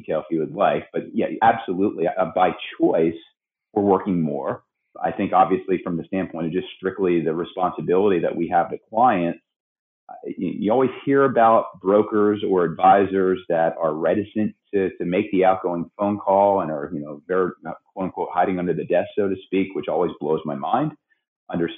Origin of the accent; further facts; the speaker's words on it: Pennsylvania, United States; moved away as an adult; now in Sacramento, United States; born and raised in Pennsylvania, even though I've been in Sacramento 21 years